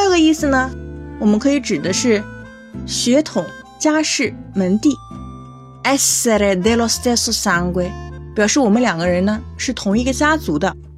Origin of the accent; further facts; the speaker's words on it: China; 我是中国人呀。 虽然学意大利语很久